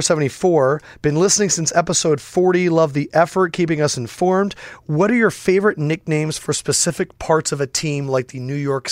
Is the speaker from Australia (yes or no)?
no; China; now in Philadelphia, United States; I grew up in China before moving to Philly.